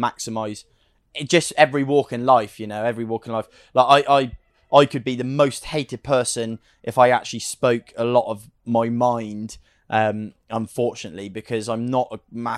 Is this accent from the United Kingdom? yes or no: yes; United Kingdom; We're British, so we don't, you know, I this is where I live as such